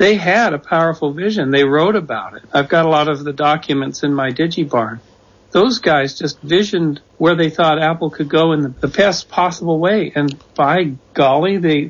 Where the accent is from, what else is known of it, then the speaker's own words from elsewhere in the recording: Canada; moved away as an adult; also born or lived in Czechoslovakia; now in United States; I'm from Canada, so I've been a lifetime observer of America, as most Canadians are